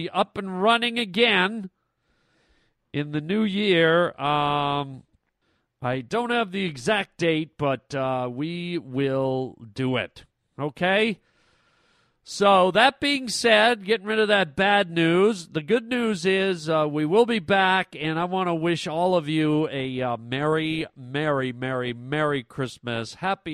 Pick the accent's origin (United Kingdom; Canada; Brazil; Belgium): Canada; moved away; I'm a Canadian boy, and my family lives up in Canada.